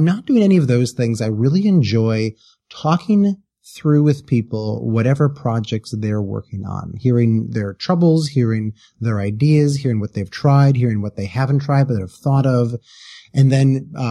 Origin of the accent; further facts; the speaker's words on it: Wisconsin, United States; I come from the Midwest. I come from Wisconsin.